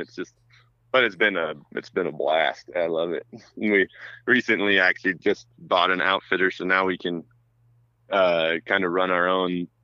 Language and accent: English; North Idaho, United States; moved away; also born or lived in Virginia / Russia; we grew up in North Idaho